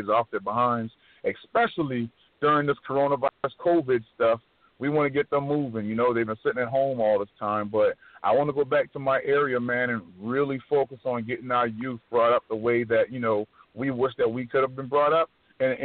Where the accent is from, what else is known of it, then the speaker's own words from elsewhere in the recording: North Charleston, South Carolina, United States; I come from Park Circle area, and I went to Military Magnet Middle when it was just the middle school. And you know, that's where I grew up